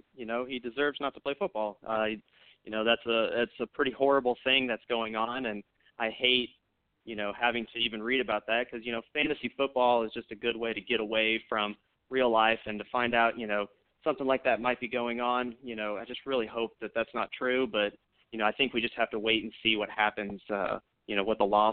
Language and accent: English; Kansas City, Missouri, United States; I'm from Kansas City